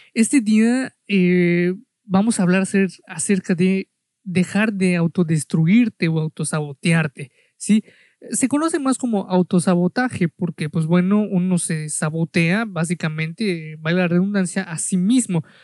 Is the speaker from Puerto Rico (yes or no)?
no; Mexico; yo soy de México